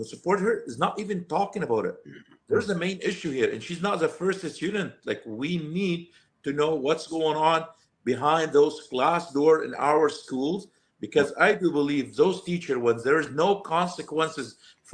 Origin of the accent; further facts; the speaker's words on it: Lebanon; English is a second language; moved away as an adult; also born or lived in Alberta, Canada; now in Calgary, Canada; I came from Lebanon